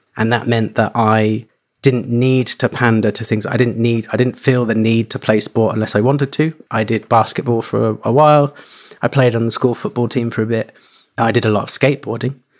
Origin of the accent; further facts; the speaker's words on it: Suffolk, East Anglia, East of England, United Kingdom; moved away; also born or lived in London; I grew up in East Anglia in Suffolk